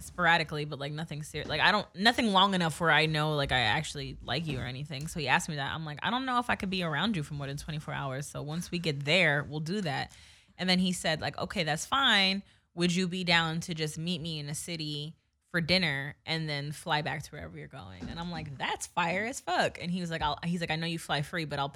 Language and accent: English; East Coast, United States; we are from East Coast